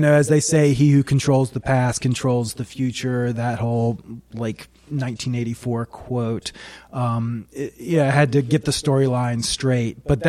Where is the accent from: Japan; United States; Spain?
United States; Catskill, New York; in my area, I'm from Catskill